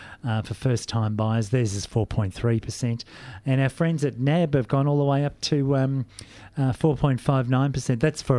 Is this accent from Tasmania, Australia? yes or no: no; Geelong, Victoria, Australia; Yes, I'm from Geelong.